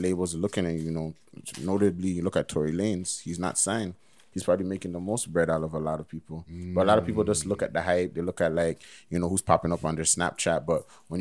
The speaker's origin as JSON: {"language": "English", "town": "Toronto", "region": "Ontario", "country": "Canada", "said": "we're from Toronto"}